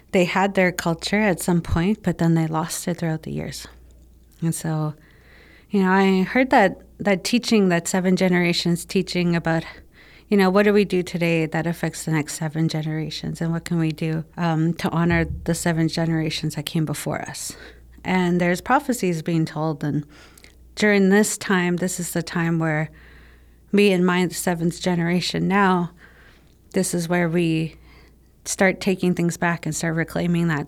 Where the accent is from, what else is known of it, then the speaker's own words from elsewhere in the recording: Winnipeg, Manitoba, Canada; We grew up in the North End, right on Arlington and Manitoba. So that was my hood